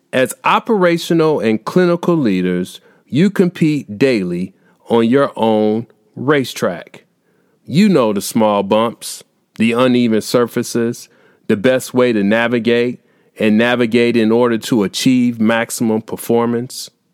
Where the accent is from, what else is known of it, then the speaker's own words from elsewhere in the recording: Indiana, United States; here in my home state of Indiana